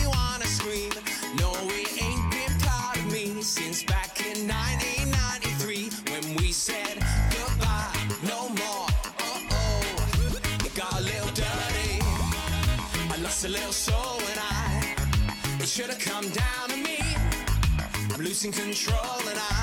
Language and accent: English; London, United Kingdom; I'm a Londoner, I'm like, my whole family have been here for fucking hundreds of years